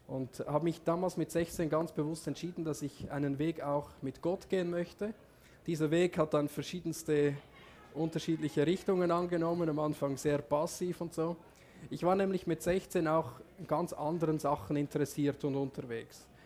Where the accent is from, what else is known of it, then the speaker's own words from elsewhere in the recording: Switzerland; Also vielleicht ganz kurz, ich bin aufgewachsen in der Schweiz auf einem Bauernhof, ich bin Bauernsohn.